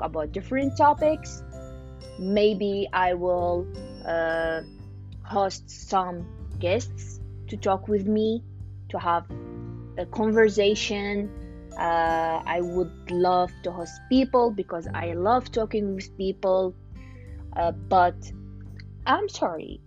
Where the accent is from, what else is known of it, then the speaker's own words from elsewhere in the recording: Iraq; moved away as an adult; now in Ohio, United States; I'm from Iraq